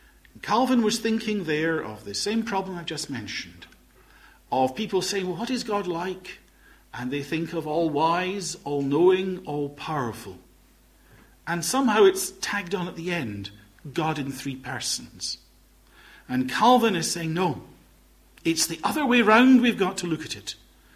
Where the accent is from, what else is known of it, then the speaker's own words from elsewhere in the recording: Glasgow, Scotland, United Kingdom; accent: Highland Glaswegian; I'm a Highland Glaswegian. Brought up very much in a Highland community in Glasgow. Always felt themselves to be exiles in the big city. And my accent is a sort of mixture of all sorts of strands. But typical Glasgow is not one of them.